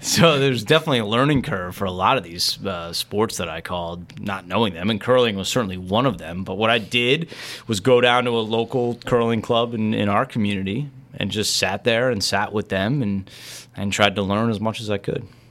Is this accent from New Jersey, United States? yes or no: yes; New Jersey, United States; growing up in New Jersey, I loved to watch Len Berman